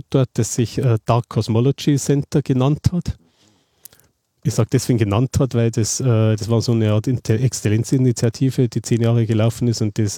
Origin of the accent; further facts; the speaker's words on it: Passau, Bavaria, Germany; ich stamme ja aus Passau, Niederbayern mhm. und bin dann eben äh, äh nach München zum Studium gegangen